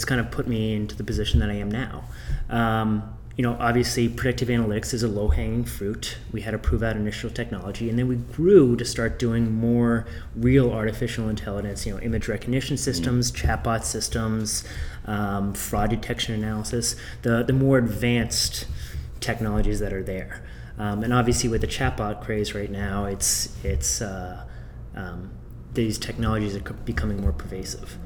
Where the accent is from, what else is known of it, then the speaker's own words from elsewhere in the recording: Boston, Massachusetts, United States; I'm from Boston